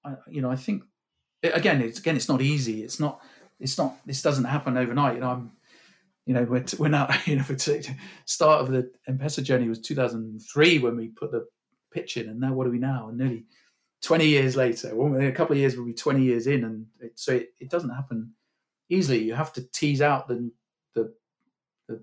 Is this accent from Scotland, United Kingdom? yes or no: no; Cornwall, South West England, United Kingdom; I grew up in Cornwall